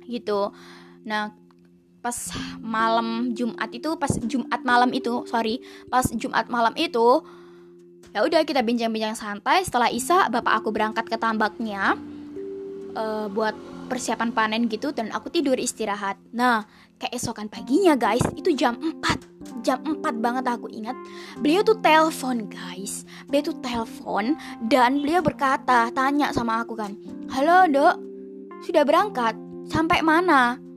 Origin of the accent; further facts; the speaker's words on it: Java, Indonesia; campuran ya bahasa Jawa bahasa Indonesia karena emang aku asli Jawa gitu